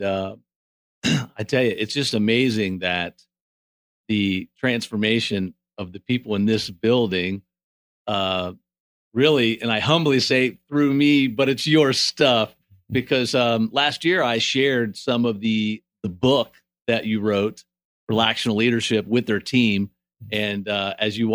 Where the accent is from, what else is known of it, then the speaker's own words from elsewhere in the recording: Springfield, United States; I'm pretty involved in the men's world in my hometown of Springfield